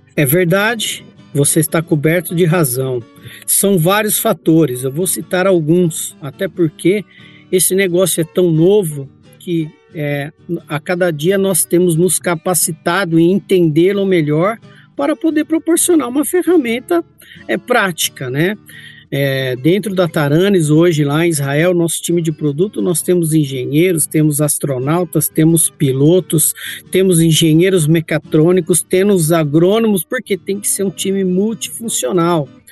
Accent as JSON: {"language": "Portuguese", "town": "Campinas", "region": "São Paulo", "country": "Brazil", "tie": "born or raised there", "said": "Eu sou natural de Campinas, aqui em São Paulo"}